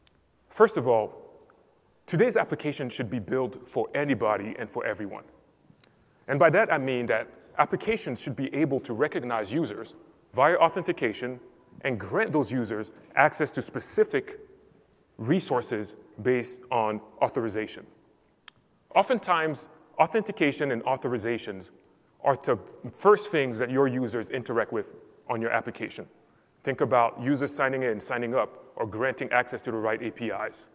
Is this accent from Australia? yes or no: no; Cameroon; I'm originally from Cameroon.